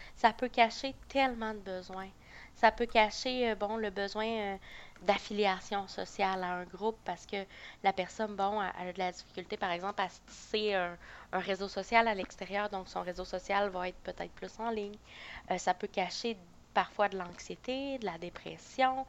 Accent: Beauce, Quebec, Canada; moved away as an adult; also born or lived in Sherbrooke; je viens de la Beauce

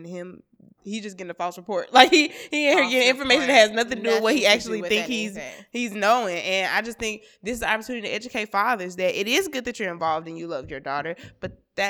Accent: Tulsa, Oklahoma, United States; So, I'm from Tulsa.

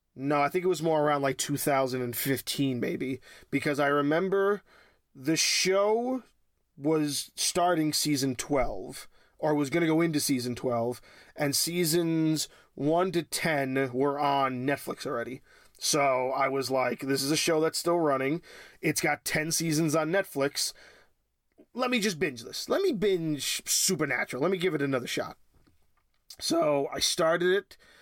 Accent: New York, United States; born and raised in New York

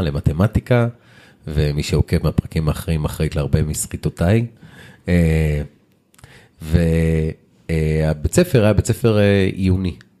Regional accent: Israel; also born or lived in Lod; המעבר מהיישוב הקטן לעיר הגדולה

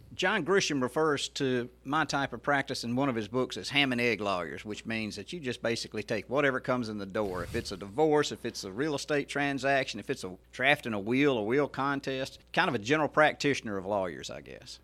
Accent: Mississippi Delta, United States; moved away as an adult; now in Hernando, United States; I grew up in the Mississippi Delta

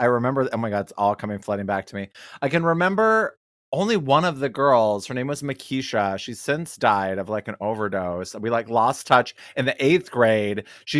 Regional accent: Detroit, Michigan, United States; I'm from Detroit.

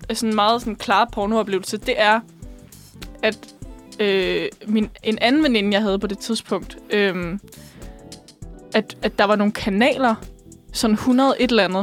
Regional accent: Bornholm, Capital Region of Denmark, Denmark; Jeg er også fra Bornholm.

